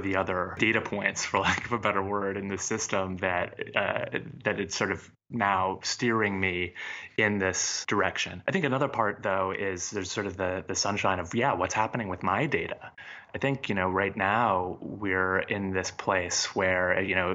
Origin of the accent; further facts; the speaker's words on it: United States; as an American